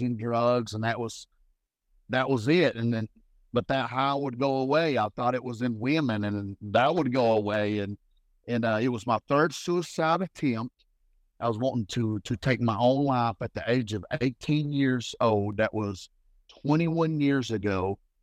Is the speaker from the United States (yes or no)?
yes; Harlan, Kentucky, United States; I'm originally from Harlan, Kentucky